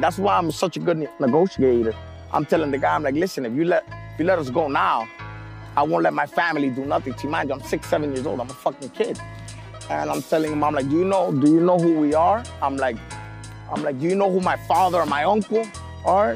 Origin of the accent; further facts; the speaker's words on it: Medellin, Antioquia, Colombia; also born or lived in New York, United States; now in Miami, United States; I was born in New York. When I was born in New York, about uh, a month, a month old, my family took me to Medellin, Colombia, where I lived most of my uh, my childhood growing up